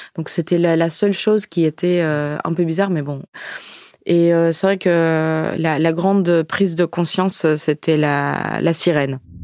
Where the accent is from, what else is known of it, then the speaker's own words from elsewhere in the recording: Ukraine; French is a second language; moved away as an adult; now in France; je, suis née en Ukraine. Maintenant, je viens en France.